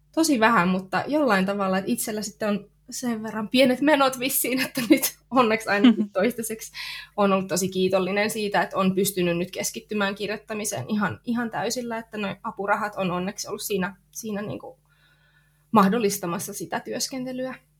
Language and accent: Finnish; near Lappeenranta, South Karelia, Finland; mä oon tota, kotoisin tuolta Etelä-Karjalasta. Lappeenrannan kupeessa on asunut semmoisissa pikkupaikoissa lapsuuden ja nuoruuden